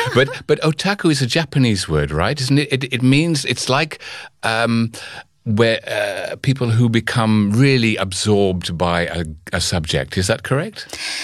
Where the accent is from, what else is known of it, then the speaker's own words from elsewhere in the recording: United Kingdom; I'm from Britain